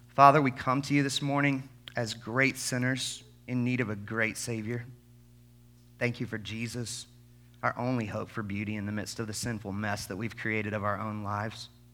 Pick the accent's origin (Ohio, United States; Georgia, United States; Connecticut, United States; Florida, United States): Georgia, United States; Albany; I grew up in the Bible Belt, like many of you, deep South Georgia, Albany, Georgia